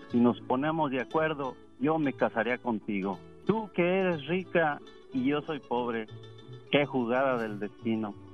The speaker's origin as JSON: {"language": "Spanish", "region": "Zacatecas", "country": "Mexico", "said": "menos era Zacatecas"}